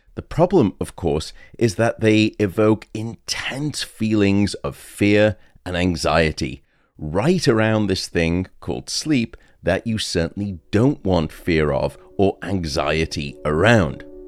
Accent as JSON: {"language": "English", "country": "United Kingdom", "moved": "yes", "said": "in the U K, my home country"}